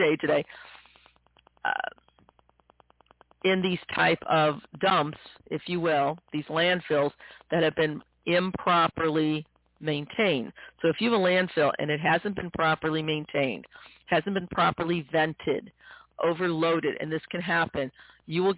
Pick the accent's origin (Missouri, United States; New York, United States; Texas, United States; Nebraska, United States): Missouri, United States; my home state of Missouri